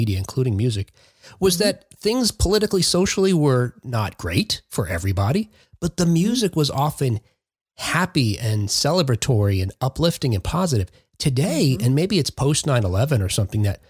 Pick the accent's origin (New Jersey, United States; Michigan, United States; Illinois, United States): New Jersey, United States; Jersey City; moved away; Kat and I are from New Jersey originally. I'm from Jersey City.